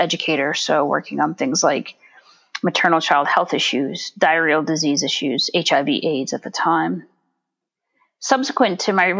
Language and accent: English; New England, United States; moved away as an adult; also born or lived in Gabon; I grew up in New England, spent my whole life there, graduated from the same high school my parents went to.